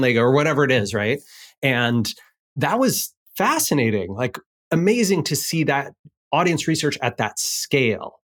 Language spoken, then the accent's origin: English; Seattle, Washington, United States; here in Seattle, in my hometown